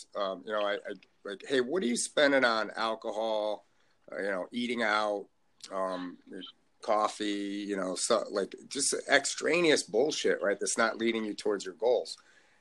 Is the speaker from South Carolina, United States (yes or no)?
no; Connecticut, United States; I grew up in Connecticut